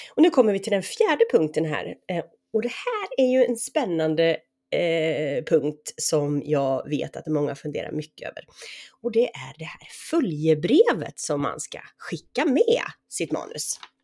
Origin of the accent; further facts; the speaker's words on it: Sweden; där jag är uppvuxen och numera återlever mitt liv